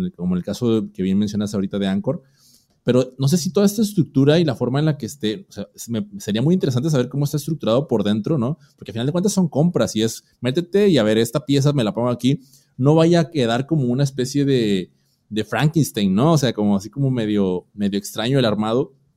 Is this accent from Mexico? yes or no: yes; Mexico; en mi país, México